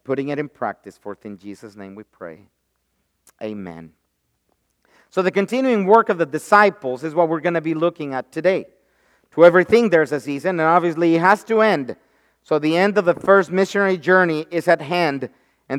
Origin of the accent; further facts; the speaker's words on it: Mexico; moved away as an adult; now in United States; when I was growing up in Mexico